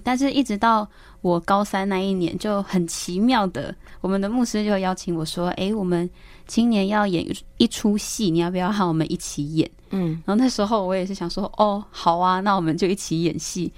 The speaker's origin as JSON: {"language": "Chinese", "town": "Wulai", "region": "New Taipei", "country": "Taiwan", "tie": "born or raised there", "said": "但是我确实是在乌来这个原乡长大"}